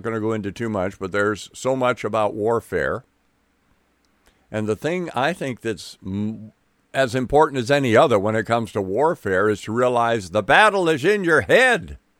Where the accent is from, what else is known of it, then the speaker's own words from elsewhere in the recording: Milwaukee, Wisconsin, United States; born there; I don't doubt it any more than I doubt I was born in 1951 in Milwaukee, Wisconsin.